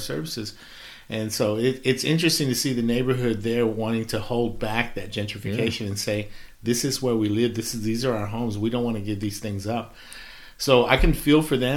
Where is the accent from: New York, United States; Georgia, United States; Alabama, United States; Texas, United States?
Texas, United States; Dallas; as I was growing up, I just wanted to get out of Oak Cliff